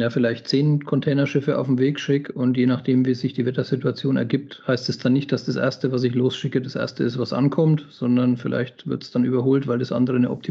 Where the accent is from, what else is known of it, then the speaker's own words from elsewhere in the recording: Southern Germany, Germany; Ich habe nur immer so als Landei und als, als äh, Süddeutscher den Gedanken